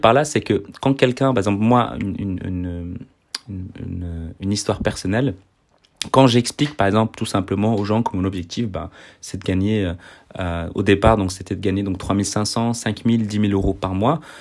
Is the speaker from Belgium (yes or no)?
yes; Belgium; je suis belge